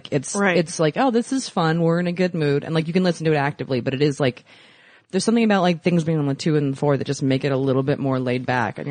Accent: right outside of Annapolis, Maryland, United States; In Maryland, right outside of Annapolis, kind of.

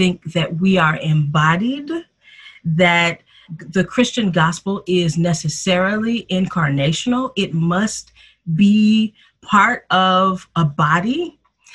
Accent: Detroit, Michigan, United States; moved away as an adult; also born or lived in Philadelphia; I was born and raised in Detroit, Michigan

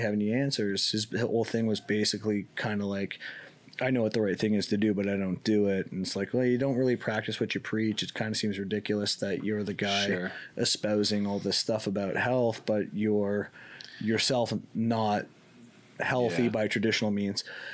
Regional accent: Canada; I'm Canadian.

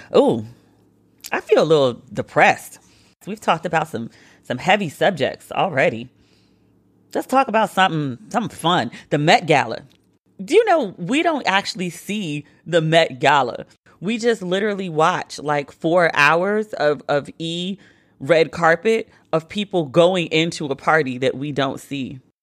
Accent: Maryland, United States; I was a kid growing up in Maryland

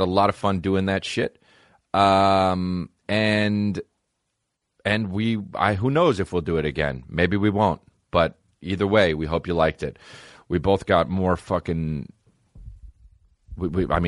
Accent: Montclair, New Jersey, United States; If I'm from New Jersey, I'm from Montclair, New Jersey

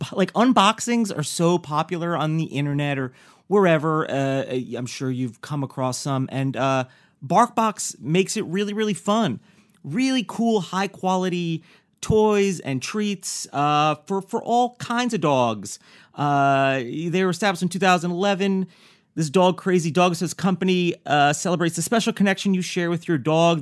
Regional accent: New York, United States; coming from somebody who grew up in New York

